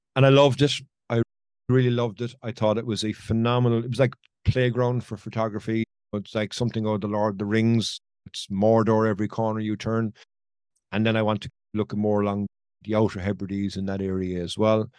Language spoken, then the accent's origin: English; Ireland; it's my home country